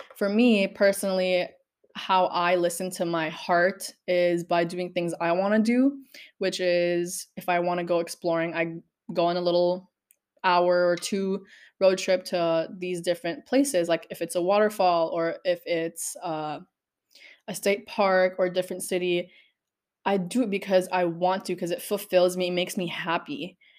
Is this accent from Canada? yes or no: no; Philippines; growing up in the Philippines, everybody in the neighborhood knew me